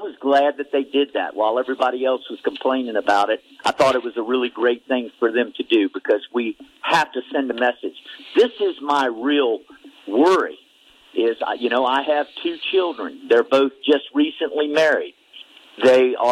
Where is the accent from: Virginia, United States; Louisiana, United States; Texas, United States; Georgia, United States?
Virginia, United States; Yorktown; now in Marion, United States; I grew up in Yorktown, Virginia.